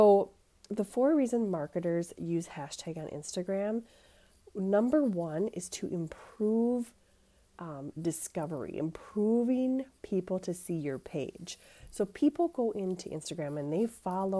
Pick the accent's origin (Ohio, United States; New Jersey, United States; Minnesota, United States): Minnesota, United States; accent: Minnesota; If you can't tell from my accent, I do live in Minnesota